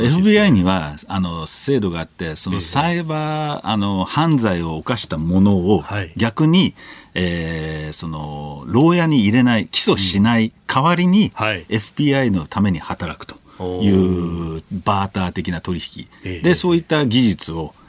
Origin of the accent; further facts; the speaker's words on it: United States; アメリカ人